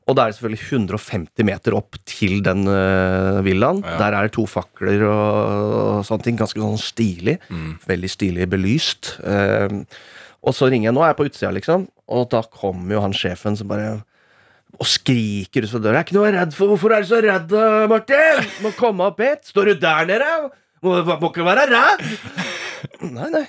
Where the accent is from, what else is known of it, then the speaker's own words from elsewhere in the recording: Rakkestad, Østfold, Norway; i Rakstad, min hjemby